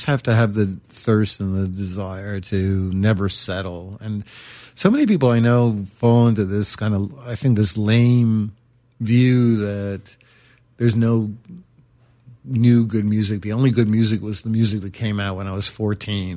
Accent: New York City, New York, United States; I'm from Brooklyn

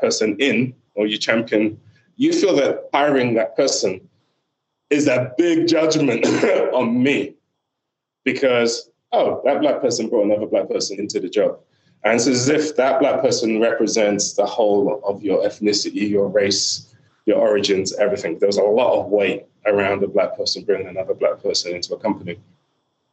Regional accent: Nigeria; a Nigerian dad

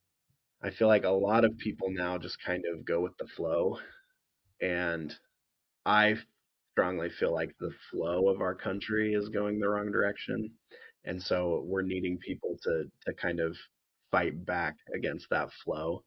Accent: Idaho, United States; we grew up in Idaho

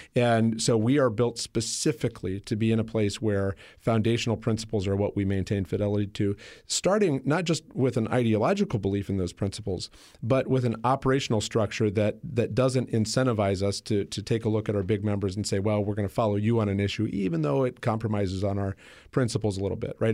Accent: Iowa, United States; also born or lived in Washington, D.C.; Iowa, my home state

